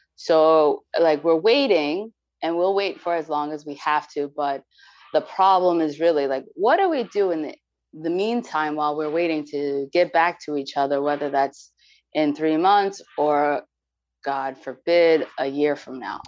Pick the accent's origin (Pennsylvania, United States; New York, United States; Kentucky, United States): New York, United States; New York City; moved away; I'm from New York. New York City